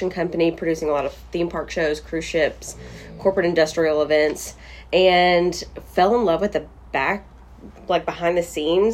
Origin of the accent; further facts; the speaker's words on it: Bowling Green, Kentucky, United States; this is my hometown